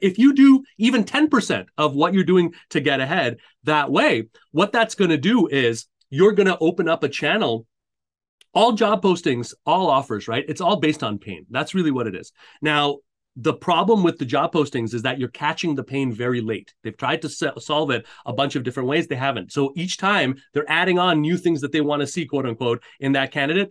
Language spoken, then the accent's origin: English; Montreal, Quebec, Canada; I, I grew up in Montreal, uh, Canada.